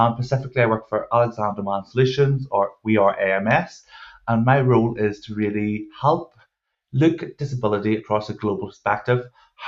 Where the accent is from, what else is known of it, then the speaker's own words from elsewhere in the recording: Northern Ireland, United Kingdom; I am Northern Irish. We do have a tendency to speak slightly faster